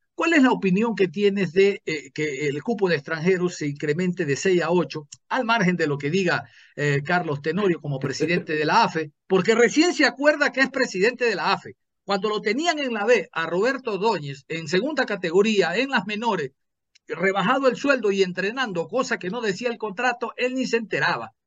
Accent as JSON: {"language": "Spanish", "country": "Ecuador", "said": "yo como ecuatoriano"}